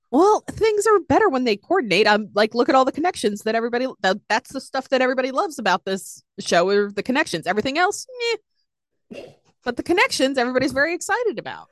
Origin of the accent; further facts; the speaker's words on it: Boston, Massachusetts, United States; I'm a broken New Englander